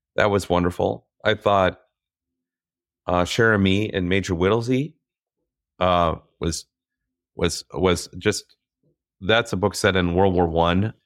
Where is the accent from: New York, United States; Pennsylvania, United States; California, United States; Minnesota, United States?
Minnesota, United States; growing up in Minnesota